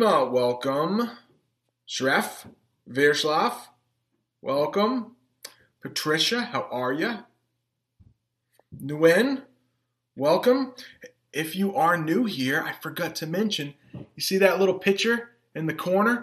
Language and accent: English; Maine, United States; accent: Maine; first language English; a little bit of my main accent comes through sometimes